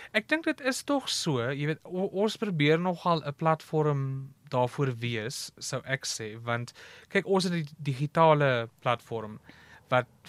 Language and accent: Afrikaans; Cradock, Eastern Cape, South Africa; Ek is van die Oos-Kaap. Ek is gebore op Kraddock. Groot geword op 'n plaas buite die dorp